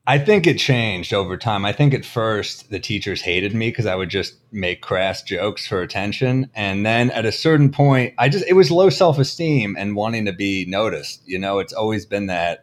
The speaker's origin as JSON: {"language": "English", "town": "New York City", "region": "New York", "country": "United States", "tie": "born or raised there", "said": "Originally, like, the Chelsea Flatiron area and then Upper East Side"}